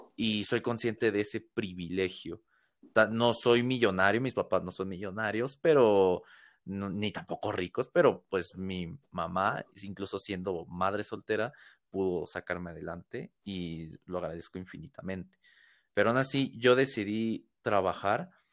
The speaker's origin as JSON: {"language": "Spanish", "region": "Mexico City", "country": "Mexico", "said": "soy de acá de México, de la Ciudad de México"}